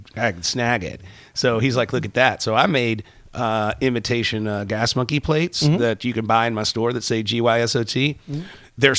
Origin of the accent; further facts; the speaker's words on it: Texas, United States; We're from Texas.